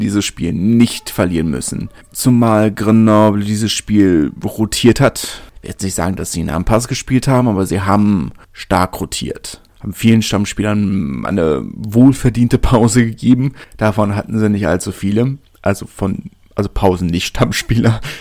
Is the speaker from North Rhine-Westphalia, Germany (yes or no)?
no; Berlin, Germany; ich komme ja aus Südberlin